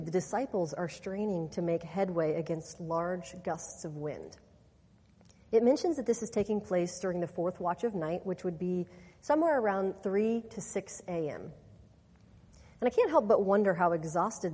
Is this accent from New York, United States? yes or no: no; Kansas, United States; I'm from Kansas, and the part of the state that I grew up in is mostly farmland.